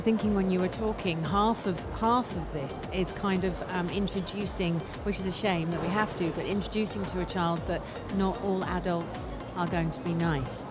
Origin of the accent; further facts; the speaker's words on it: London, United Kingdom; moved away as an adult; now in United Arab Emirates; I'm an expat and I, and I obviously live here, um, but I come from London in the UK and I knew what Eid was before I, before I moved 15 years ago